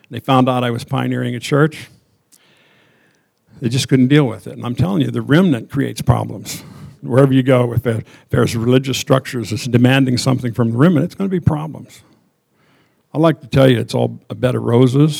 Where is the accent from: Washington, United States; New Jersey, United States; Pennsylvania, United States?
Pennsylvania, United States; Endless Mountains; I was born in the Endless Mountains in Pennsylvania.